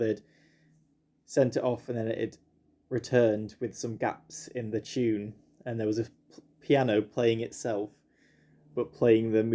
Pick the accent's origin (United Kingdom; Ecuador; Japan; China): United Kingdom; I'm being typically British